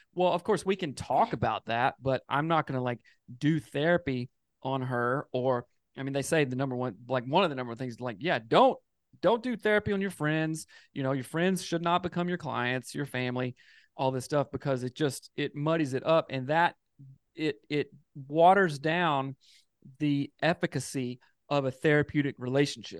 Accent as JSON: {"language": "English", "town": "Greer", "region": "South Carolina", "country": "United States", "tie": "born or raised there", "moved": "yes", "said": "I'm from the South in South Carolina and moved out here"}